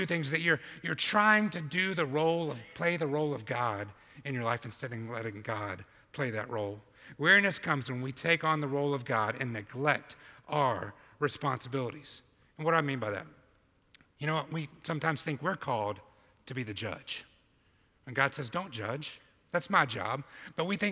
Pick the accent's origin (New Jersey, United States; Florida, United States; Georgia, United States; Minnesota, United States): Georgia, United States; Albany; moved away as an adult; now in New York City, United States; from Sherwood Baptist Church in Albany, Georgia, 20 years ago to the heart of New York City planting a church